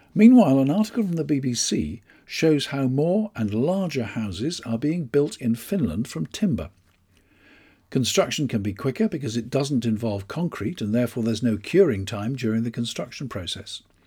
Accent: United Kingdom; I'm British.

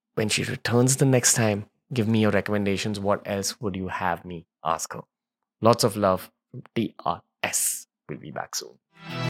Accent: India; a Hindu young entrepreneur born into upper middle class India

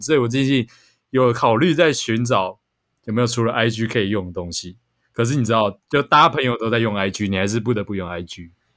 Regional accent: Taiwan; 我们台湾人口很密集

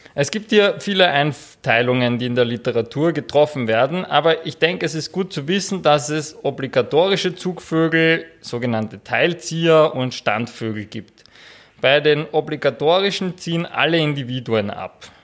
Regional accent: Austria; bei uns in Österreich

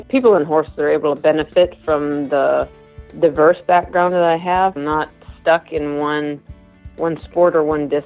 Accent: Illinois, United States; moved away; also born or lived in California; I actually am a Midwest girl. I grew up in Illinois

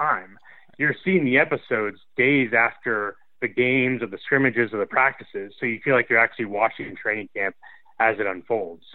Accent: Columbus, Ohio, United States; also born or lived in Michigan; growing up in Columbus, Ohio, and going to the University of Michigan

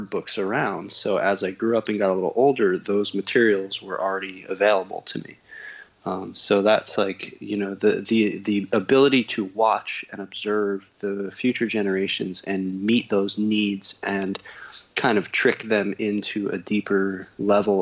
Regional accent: New Jersey, United States; I grew up in New Jersey

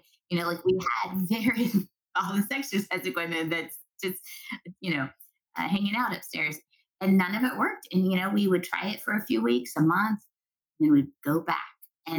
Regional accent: Southwest, United States; I'm also from the Southwest. Corn is king in the Southwest.

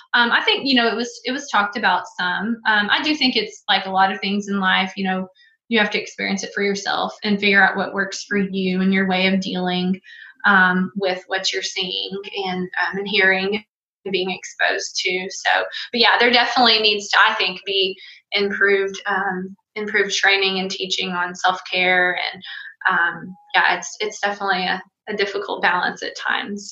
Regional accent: Greenwood, Arkansas, United States; I grew up in Greenwood, Arkansas

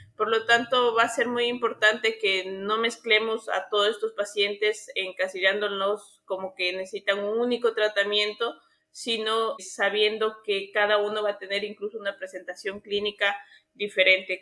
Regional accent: Ecuador; also born or lived in Argentina; acá en mi país

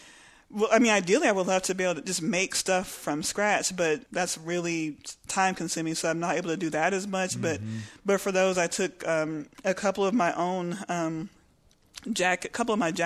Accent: Lubbock, Texas, United States; moved away as an adult; also born or lived in Austin, Texas / Houston, Texas; I grew up in Lubbock

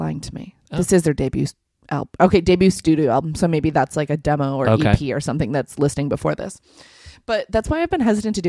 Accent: Chicago, Illinois, United States; born or raised there

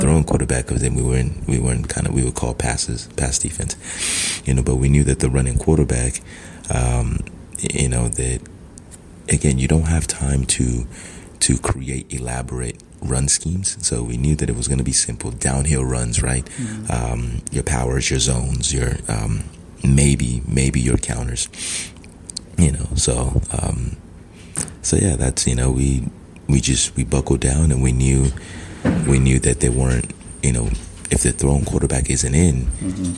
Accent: Southern California, United States; also born or lived in Nigeria; I grew up in Southern California.

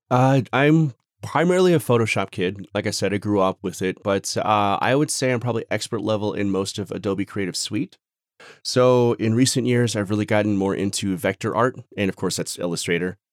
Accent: Phoenix, Arizona, United States; moved away as an adult; now in Denver, United States; Born and raised in Phoenix, Phoenix, Arizona, I moved to Colorado, like, Denver area about a year and a half ago

